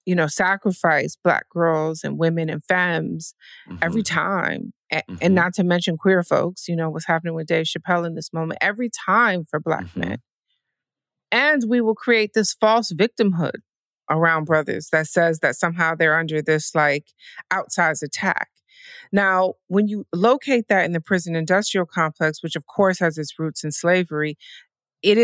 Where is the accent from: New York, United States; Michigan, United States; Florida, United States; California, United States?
Michigan, United States; Detroit; moved away; I'm from the Midwest. I'm from Detroit.